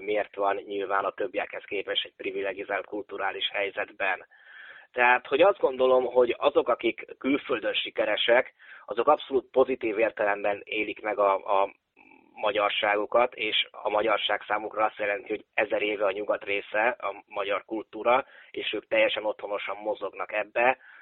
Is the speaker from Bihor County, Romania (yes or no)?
yes; Oradea, Bihor County, Romania; also born or lived in Vienna, Austria / Budapest, Hungary; Nagyváradon, itt ahol én nőttem föl